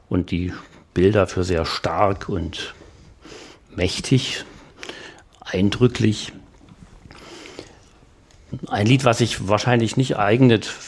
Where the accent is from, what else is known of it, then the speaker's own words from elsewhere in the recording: Wismar, Mecklenburg-Vorpommern, Germany; Ich stamme, wie gesagt, aus der Hansestadt Wismar und weiß noch, dass ich als Kind äh, beim Hören oder Mitsingen des Liedes nicht alles richtig verstanden und eingeordnet habe. Also ein Tau vom Himmel, da dachte ich immer an den Hafen